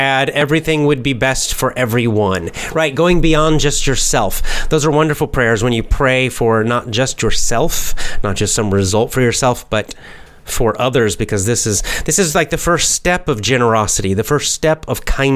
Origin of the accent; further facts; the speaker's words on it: United States; accent: standard American; I have a normal American accent, standard American accent